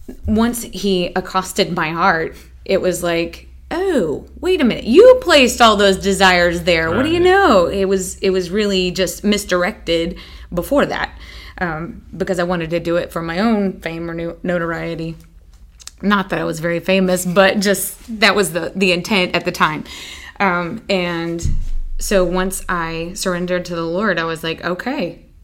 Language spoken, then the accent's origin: English; Greensboro, North Carolina, United States; also born or lived in England / San Antonio, United States; I'm originally from Greensboro, North Carolina, but I was a military brat and moved all over the place, up and down the East Coast, and even lived in England for 3 years as a teenager.